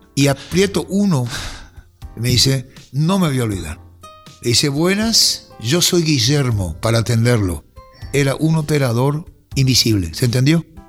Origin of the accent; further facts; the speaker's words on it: Paraguay; Yo soy paraguayo